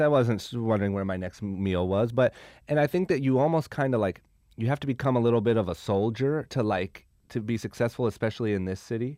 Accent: Akron, Ohio, United States; moved away as an adult; now in Los Angeles, United States; I'm from Akron, Ohio

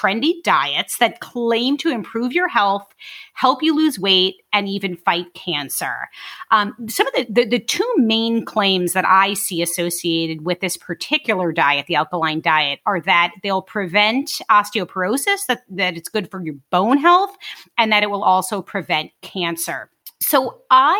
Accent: New York City, New York, United States; I'm from Brooklyn

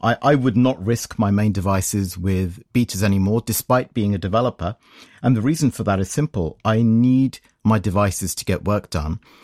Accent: United Kingdom; I'm from Britain

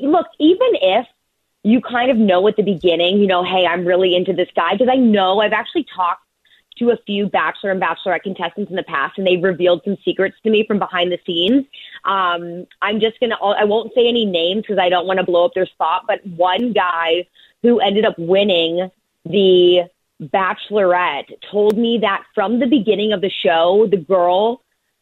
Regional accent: Indianapolis, Indiana, United States; I grew up in Indianapolis

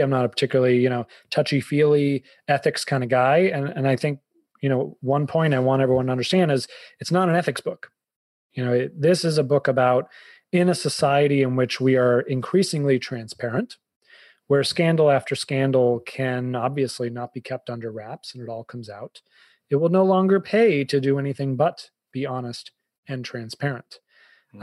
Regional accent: Boston, Massachusetts, United States; also born or lived in Fairfield County, Connecticut; now in Connecticut, United States; i'm a bostonian

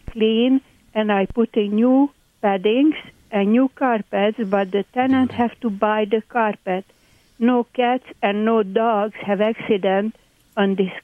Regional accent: Hungary; accent: Hungarian; English is a second language; moved away; My accent, by the way, is Hungarian.

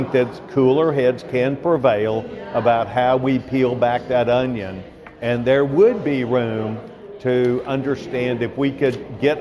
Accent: Texas, United States; as a Texan

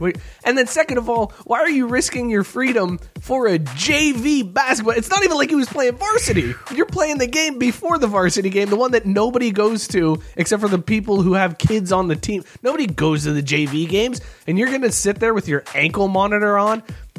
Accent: Youngstown, Ohio, United States; classic Youngstown. All right. Because this story from my hometown

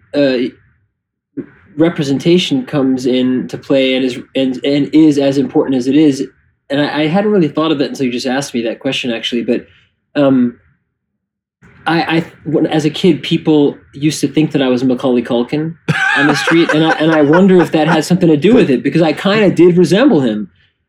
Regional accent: New York City, New York, United States; I grew up in the village.

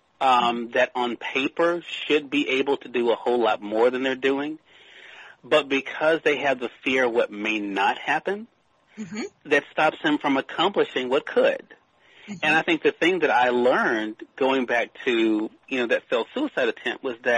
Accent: Mississippi, United States; my home state of Mississippi

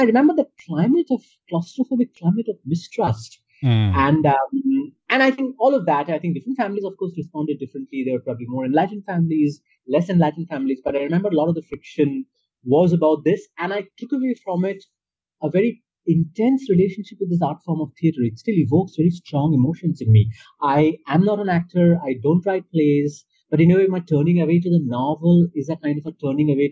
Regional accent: India; first language Bengali; English is a second language; I used to read a lot in Bangla and Bengali, my native language

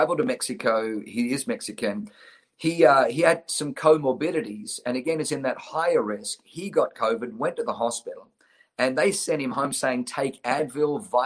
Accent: Australia; also born or lived in Germany / New Zealand; now in United States; I was born in Germany, grew up in Australia, lived in New Zealand, and then moved to the United States of America

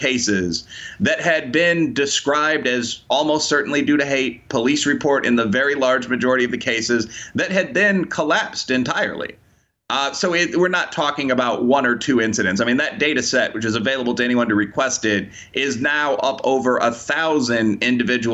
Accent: Chicago, Illinois, United States; I'm from the Windy myself

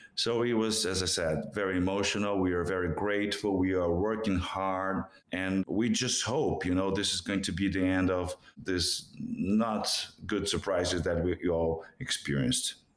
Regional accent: Brazil; first language Portuguese; English is a second language; moved away; in Brazil, in Portuguese, in my native language

